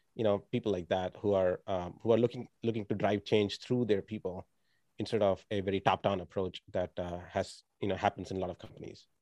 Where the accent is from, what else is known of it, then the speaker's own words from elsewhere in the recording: India; moved away; I grew up in India